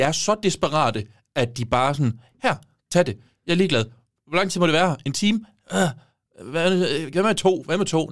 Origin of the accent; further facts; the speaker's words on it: Give, Southern Denmark, Denmark; moved away; jeg har brugt rigtig meget tid hjemme